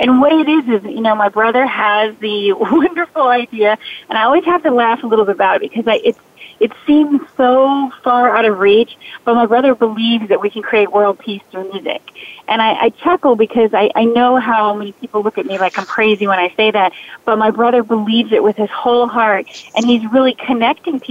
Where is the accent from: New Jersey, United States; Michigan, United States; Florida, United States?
Florida, United States; Key West; when I was growing up in Key West, Florida